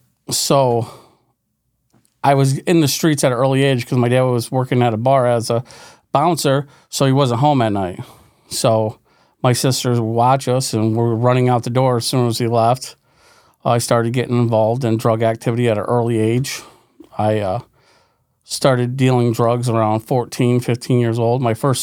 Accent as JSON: {"language": "English", "town": "West Glens Falls", "region": "New York", "country": "United States", "tie": "born or raised there", "said": "I'm from West Glens Falls, New York. It's upstate New York. It's a poor community, West Glens Falls."}